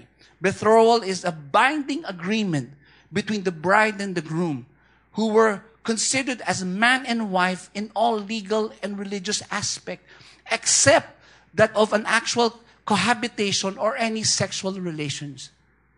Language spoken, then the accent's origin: English; Philippines; I'm Filipino